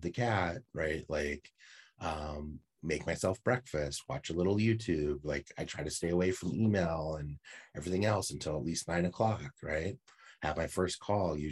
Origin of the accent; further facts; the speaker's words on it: San Francisco Bay Area, California, United States; I grew up in San Francisco Bay Area